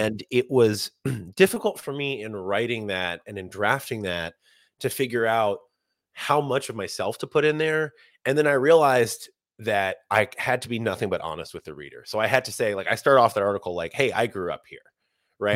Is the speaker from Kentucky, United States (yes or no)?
yes; Bardstown, Kentucky, United States; moved away as an adult; now in New York City, United States; Not only did I grow up in Bardstown, I grew right up, right off Distiller's Row